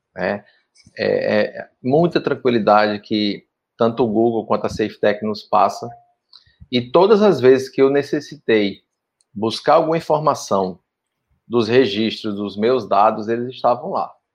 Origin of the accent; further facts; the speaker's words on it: Pernambuco, Brazil; now in Tocantins, Brazil; sou pernambucano também, estou né? no Tocantins aí há mais de 15 anos